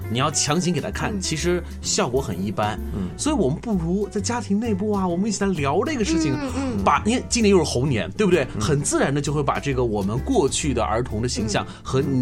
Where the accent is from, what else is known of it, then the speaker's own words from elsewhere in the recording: China; 但是你会发现我们中国人编故事还真的很讲究互补